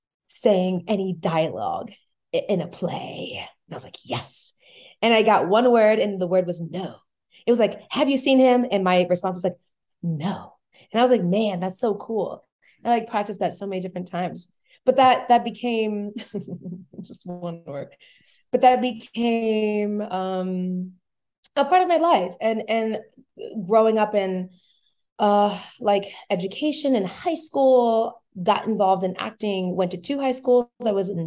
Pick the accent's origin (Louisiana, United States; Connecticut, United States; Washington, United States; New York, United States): Louisiana, United States; New Orleans; I grew up like not only as a church kid, but very involved in school, like being a cheerleader